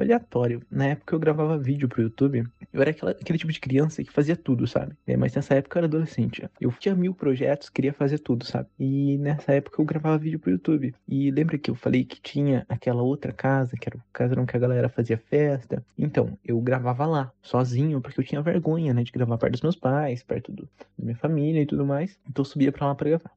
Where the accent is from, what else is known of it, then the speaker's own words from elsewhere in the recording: Sorocaba, São Paulo, Brazil; tenho 23 anos, sou de Sorocaba